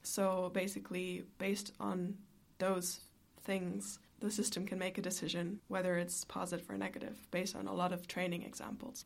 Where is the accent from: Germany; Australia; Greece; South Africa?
Germany; now in Ireland; I am originally from Germany